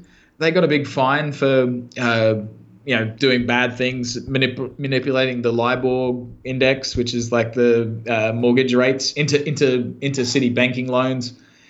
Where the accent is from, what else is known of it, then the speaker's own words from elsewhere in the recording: Brisbane, Queensland, Australia; moved away; Yeah, well, I actually grew up in the sticks out past Brisbane. I grew up as a total hick.